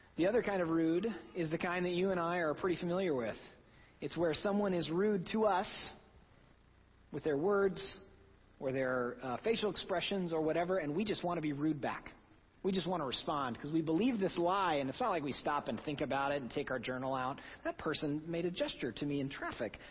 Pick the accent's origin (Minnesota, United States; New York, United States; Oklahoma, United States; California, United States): Oklahoma, United States; now in New England, United States; I'm from Oklahoma. We do things a little differently there